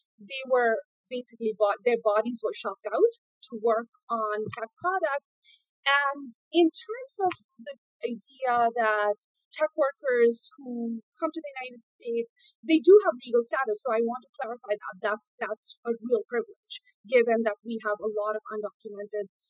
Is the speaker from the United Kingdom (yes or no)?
no; India; moved away as an adult; I grew up in India, and I grew up during the technological boom